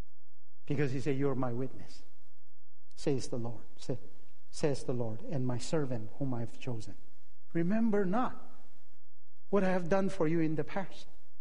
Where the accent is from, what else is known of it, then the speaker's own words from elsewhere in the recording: Manipur, India; moved away; also born or lived in Chicago / Michigan / Santa Clara; I'm a Naga in Manipur, Nagaland.